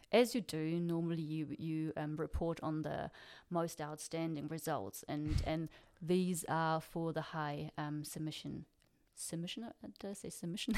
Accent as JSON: {"language": "English", "town": "Freiburg", "region": "Baden-Württemberg", "country": "Germany", "also_born_or_lived": "New Zealand", "moved": "as an adult", "said": "I'm from Freiburg"}